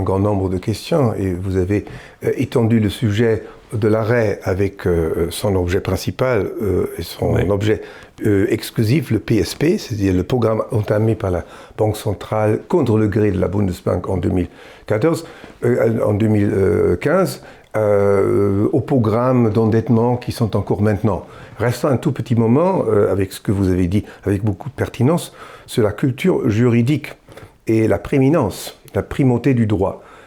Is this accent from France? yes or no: no; Germany; en tant qu'Allemand